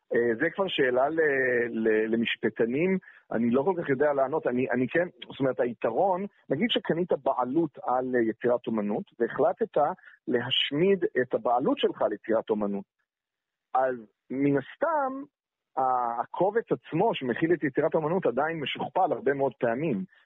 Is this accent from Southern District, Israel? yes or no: no; Jerusalem, Jerusalem District, Israel; אני ירושלמי